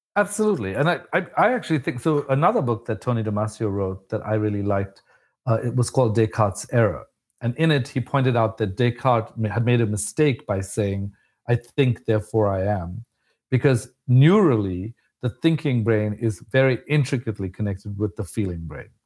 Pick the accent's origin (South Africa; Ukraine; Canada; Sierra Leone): South Africa; moved away as an adult; I was an immigrant from South Africa